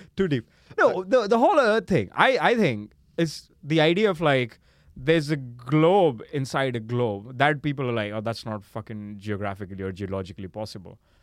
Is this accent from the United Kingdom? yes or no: no; India; I'm, I'm from India